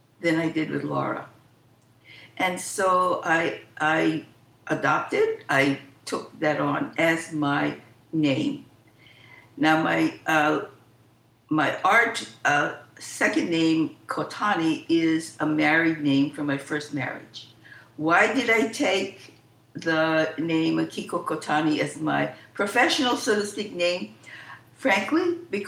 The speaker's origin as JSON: {"language": "English", "region": "Hawaii", "country": "United States", "tie": "born or raised there", "said": "I was born in Hawaii"}